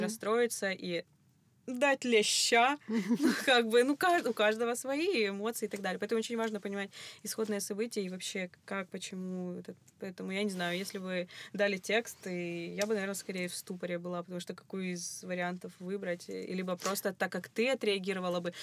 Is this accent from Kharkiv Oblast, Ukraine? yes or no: no; Kropyvnytskyi, Kirovohrad Oblast, Ukraine; я ж из Кировограда